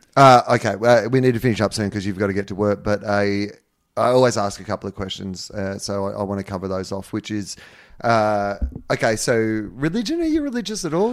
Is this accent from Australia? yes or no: yes; Australia; moved away; my hometown where I'd grown up